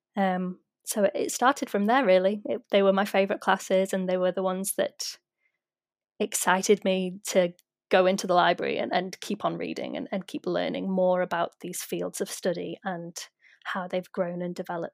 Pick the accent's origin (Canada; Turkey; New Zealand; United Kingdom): United Kingdom; as a British non Indigenous person